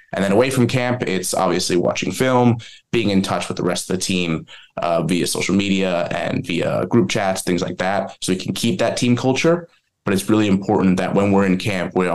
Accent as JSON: {"language": "English", "region": "New Jersey", "country": "United States", "said": "I'm originally from New Jersey"}